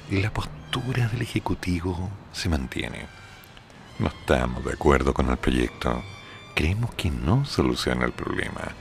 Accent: Chiloé, Los Lagos, Chile; born there; Chiloé no es la oficina, yo nací en Chiloé.

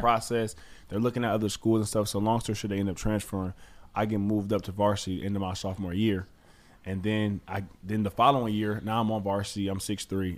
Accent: Detroit, Michigan, United States; also born or lived in Southfield, Michigan; I grew up actually in Detroit, and then we actually moved to Southfield

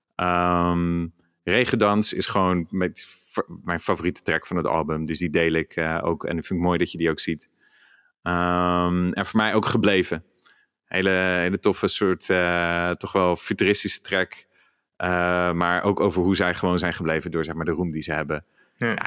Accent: Rotterdam, South Holland, Netherlands; als Rotterdammer

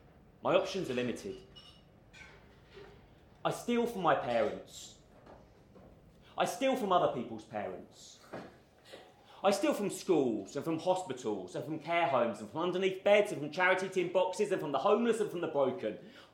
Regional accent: Maidstone, South East England, United Kingdom; Okay, I'm going to start with a love letter of sorts to my hometown of Maidstone.

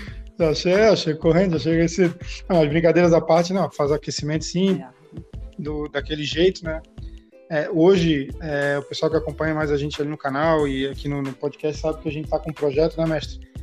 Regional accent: Florianópolis, Santa Catarina, Brazil; sou aqui de Florianópolis

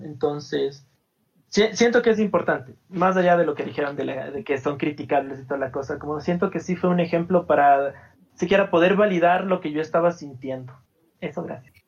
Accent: Cuenca, Azuay, Ecuador; soy de Ecuador, eh, nací en una ciudad como medio chiquita de Ecuador que se llama Cuenca

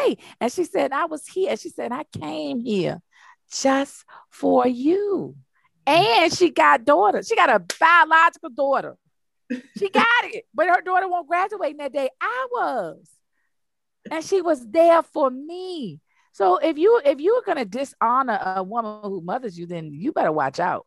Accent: United States; I'm African American

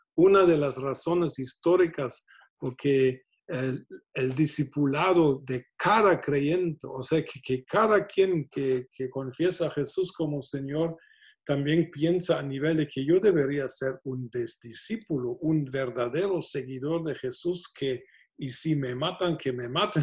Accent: Germany; moved away; Siendo alemán

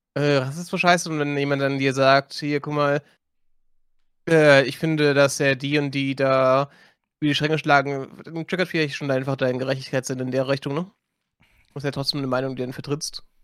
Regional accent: Germany; bei uns in Deutschland

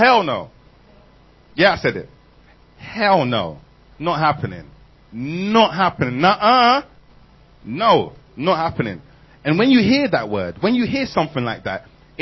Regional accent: London, United Kingdom; I'm from England. South London.

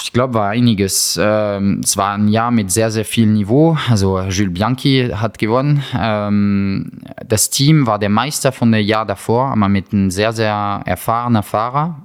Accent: France; German is a second language; als Franzose

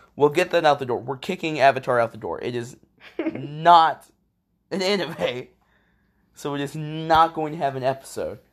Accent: Illinois, United States; we're from Illinois

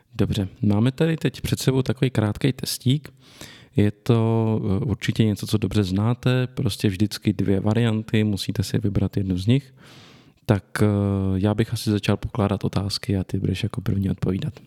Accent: Litoměřice, Ústí nad Labem Region, Czechia; narodil jsem se v Litoměřicích v severních Čechách, pak jsem dlouho bydlel v jejich okolí

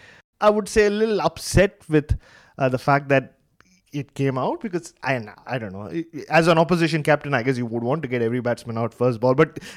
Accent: Mumbai, Maharashtra, India; growing up in Mumbai

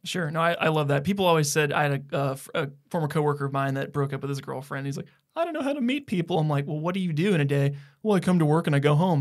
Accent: Donaldson, United States; their original house in Donaldson where we're from

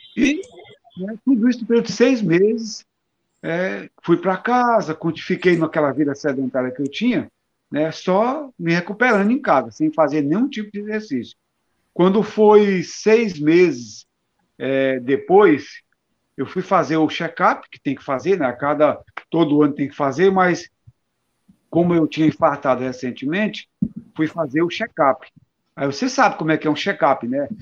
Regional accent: Brasília, Federal District, Brazil; also born or lived in Passagem, Paraíba; eu nasci numa cidade da Paraíba chamada Passagem, né, no sertão paraibano. É, com menos de um ano eu fui para Brasília

